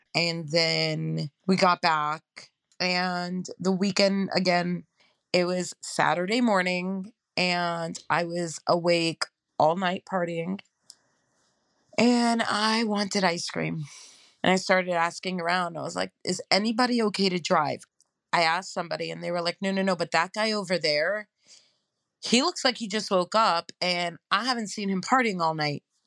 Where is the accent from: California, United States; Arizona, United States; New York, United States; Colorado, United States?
New York, United States; New York City; also born or lived in Queens; I was born and raised in Crown Heights.